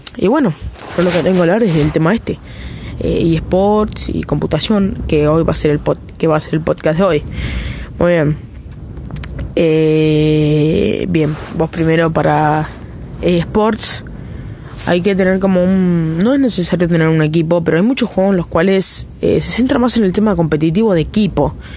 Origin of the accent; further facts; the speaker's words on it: Argentina; soy de Argentina